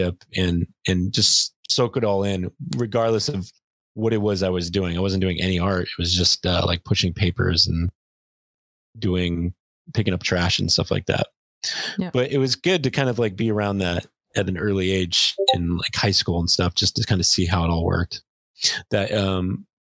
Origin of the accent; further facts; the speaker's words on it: Glendale, California, United States; I grew up in Glendale too, grew up in LA.